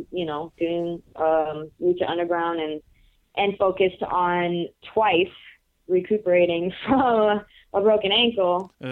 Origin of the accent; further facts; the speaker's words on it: Puerto Rico; now in United States; when I came from Puerto Rico, I started uh, in Chicago, the Chicago area